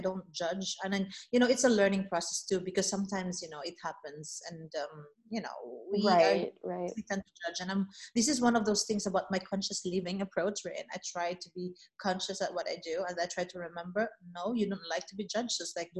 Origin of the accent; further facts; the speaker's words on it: Philippines; I'm just like, no, I'm Filipina, you know, and I'm very proud of it.